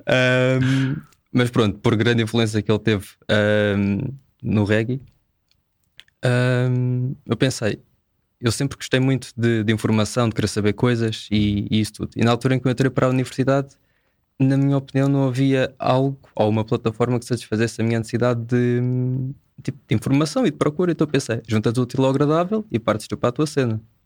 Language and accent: Portuguese; Amadora, Lisbon, Portugal; sou da Amadora